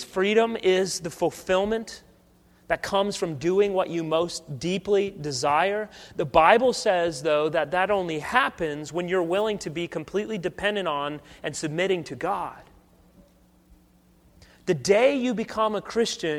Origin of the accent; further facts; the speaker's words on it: United States; I love celebrating Independence Day as an American